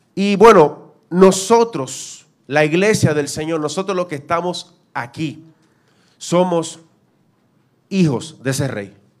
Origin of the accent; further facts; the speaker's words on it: Dominican Republic; nosotros como dominicanos somos representantes de República Dominicana